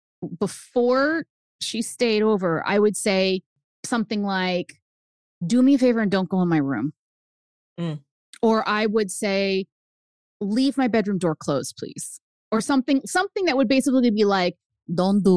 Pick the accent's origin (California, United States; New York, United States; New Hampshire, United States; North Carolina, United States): New Hampshire, United States; first language Spanish; English is a second language; we moved to New Hampshire. I'm the only brown kid.